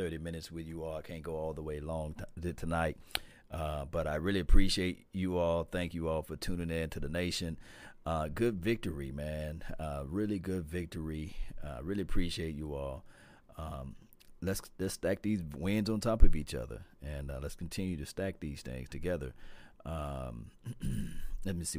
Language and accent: English; Mississippi, United States; I'm from Mississippi